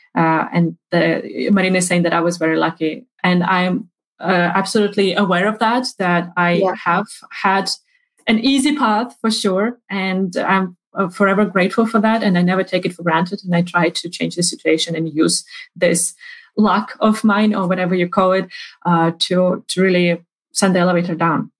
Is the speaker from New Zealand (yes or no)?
no; Ukraine; moved away; also born or lived in Sweden; I'm originally from Ukraine